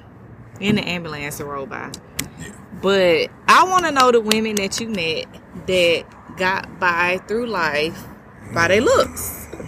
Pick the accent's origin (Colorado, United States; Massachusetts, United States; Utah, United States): Utah, United States; I had to fight, and I walked into that because I came from Utah, and I was the only one.